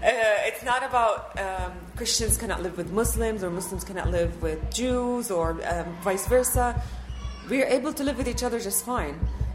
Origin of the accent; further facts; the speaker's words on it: Bethlehem, West Bank, Palestine; also born or lived in Qatar; So I was born in Bethlehem, but then when I was a few months old, my parents moved out and lived in Qatar. Mm-hmm. And then went back to Palestine when I was 7 years old.